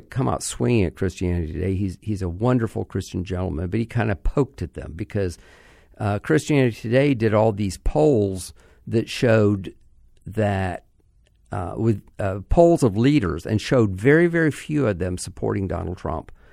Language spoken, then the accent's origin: English; Orlando, Florida, United States; my hometown, Orlando